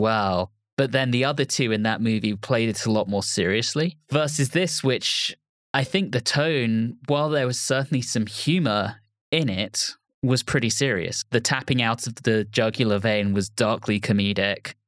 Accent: London, United Kingdom; I grew up in Putney

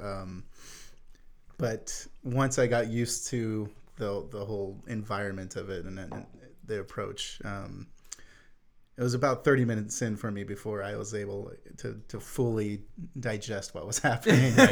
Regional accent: United States; as a Westerner, as an American

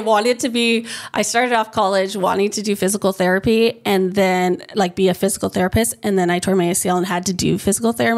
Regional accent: United States; moved away as an adult; now in Hawaii, United States; where I grew up, um, like my high school, there was my family and one other family that was Filipino.

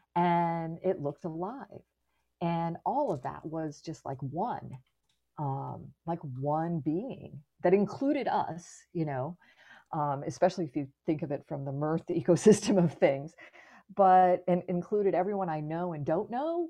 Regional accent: Florida, United States; I grew up in Florida

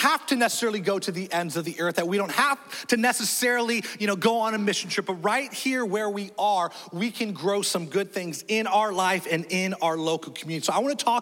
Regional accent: Nebraska, United States; now in Florida, United States; I was born in Nebraska. I know. So I'm a born Cuban Korean Cornhusker.

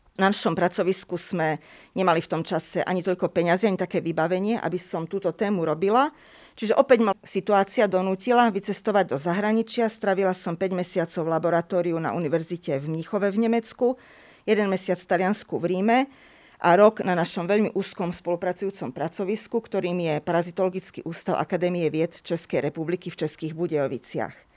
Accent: Košice, Košice Region, Slovakia; Ja som totižto v Košiciach, v mojom rodnom meste, chodila na jazykovú základnú školu

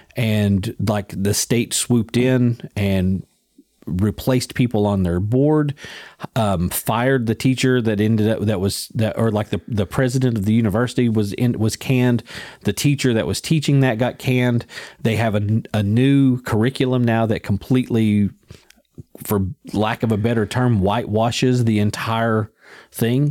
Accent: United States

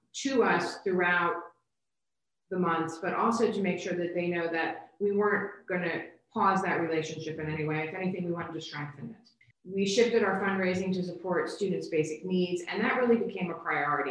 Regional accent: Bethlehem, Pennsylvania, United States; moved away as an adult; I grew up in Bethlehem

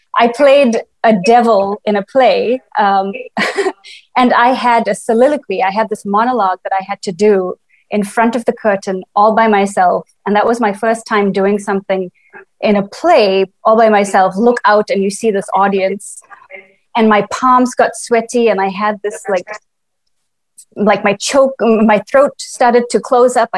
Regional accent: Estcourt, KwaZulu-Natal, South Africa; moved away as an adult; also born or lived in Brazil; now in United States; I grew up in Escort in KwaZulu-Natal.

